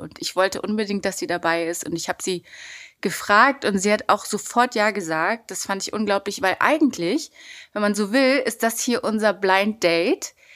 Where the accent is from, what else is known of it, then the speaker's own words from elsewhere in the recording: Berlin, Germany; ich bin in Kreuzberg groß geworden